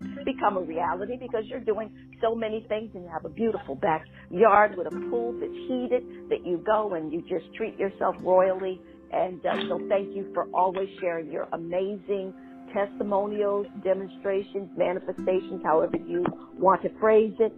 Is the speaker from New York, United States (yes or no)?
yes; Schenectady, New York, United States; my hometown is being represented